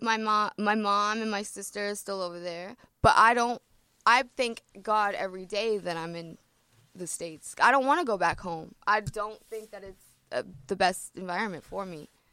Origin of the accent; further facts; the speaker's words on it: Ontario, Canada; also born or lived in Toronto; I'm from Ontario